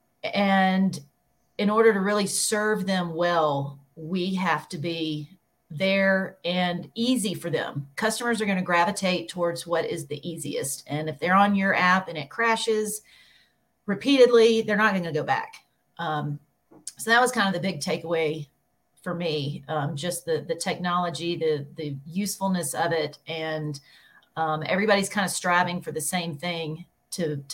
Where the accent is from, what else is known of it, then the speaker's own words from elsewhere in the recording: Birmingham, Alabama, United States; Birmingham, Alabama, born and bred.